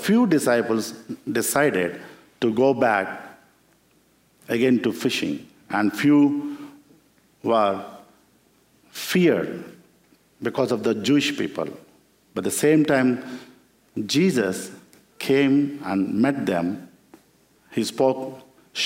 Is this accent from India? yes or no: yes; India; I come from that land where our first missionary, Apostle Thomas, who came and who killed by the Hindu people